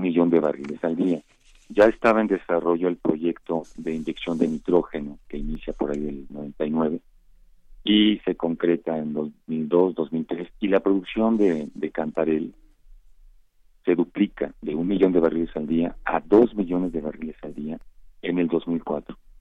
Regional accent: Mexico

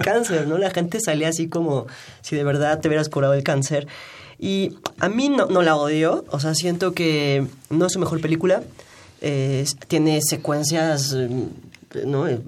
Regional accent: Mexico; como mexicanos

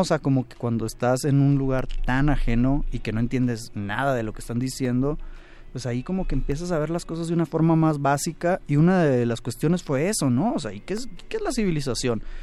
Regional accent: Hermosillo, Sonora, Mexico; yo que soy de Hermosillo

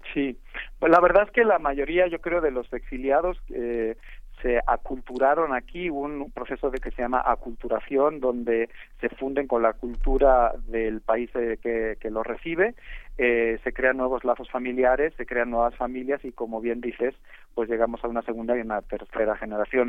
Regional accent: Spain; yo que soy español

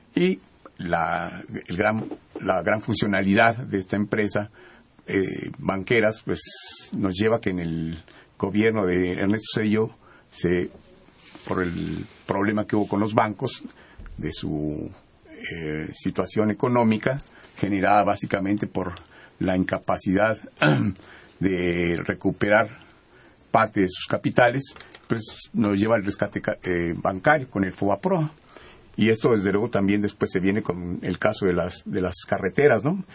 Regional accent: Mexico; nosotros como mexicanos

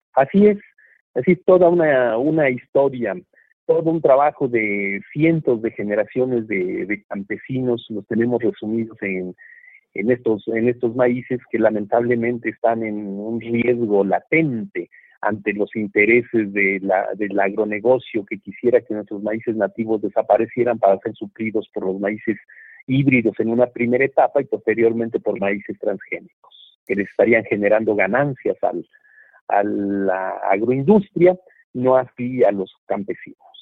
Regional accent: Mexico; perdamos los mexicanos

